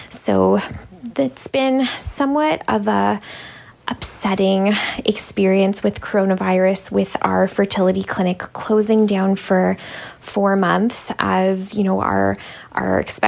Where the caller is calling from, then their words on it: Toronto, Ontario, Canada; I'm calling in from Toronto, Canada.